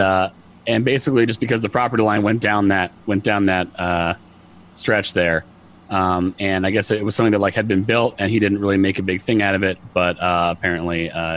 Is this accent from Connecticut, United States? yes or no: yes; Connecticut, United States; I'm from Connecticut too, so it's not, you know, we're all from here, but it's New England